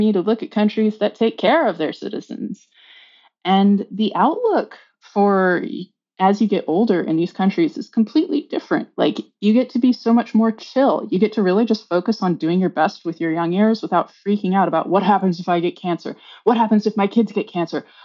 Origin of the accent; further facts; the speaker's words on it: United States; moved away as an adult; also born or lived in Amsterdam, Netherlands; now in London, United Kingdom; growing up in the United States